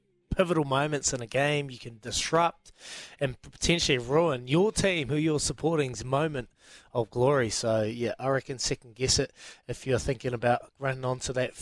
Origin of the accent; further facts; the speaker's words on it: Ranfurly, Otago, New Zealand; we come from Ramfurly, which is in the Otago area. That's where all the Dags come from. Yeah. We're Southerners through and through, Ramfurly area